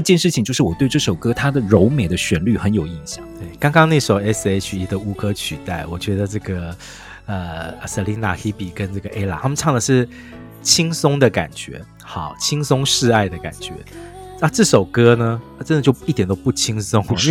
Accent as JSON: {"language": "Chinese", "region": "Taipei", "country": "Taiwan", "tie": "born or raised there", "said": "我自己一个土生土长台北人"}